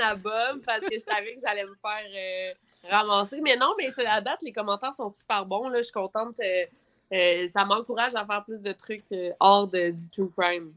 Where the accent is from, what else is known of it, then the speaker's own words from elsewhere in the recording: Quebec City, Quebec, Canada; je viens de Québec